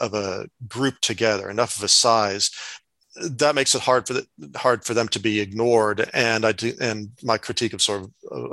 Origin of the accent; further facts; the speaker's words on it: Brownsville, Texas, United States; I grew up in Brownsville, which, while it's not a big city, is kind of with the bigger cities down there